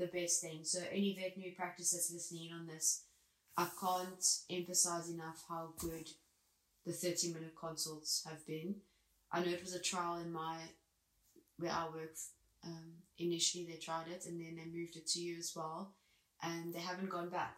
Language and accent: English; South Africa; moved away as an adult; now in United Kingdom